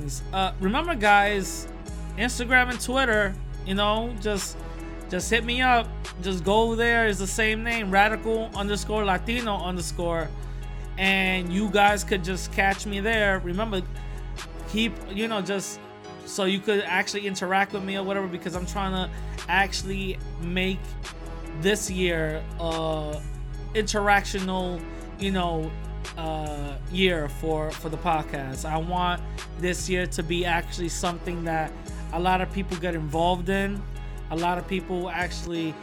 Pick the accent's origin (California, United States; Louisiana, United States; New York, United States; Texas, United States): New York, United States; New York City; I'm from the Bronx, you know, also New York City.